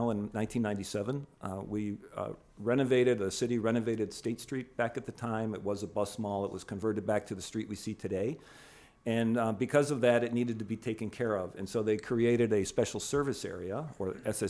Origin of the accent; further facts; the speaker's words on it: Buffalo, New York, United States; moved away as an adult; also born or lived in Spokane / Pittsburgh; now in Chicago, United States; my hometown of Buffalo, New York